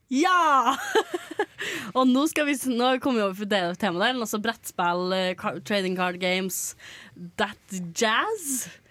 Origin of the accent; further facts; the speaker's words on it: Trøndelag, Norway; i Trøndelagen, eller der jeg kommer fra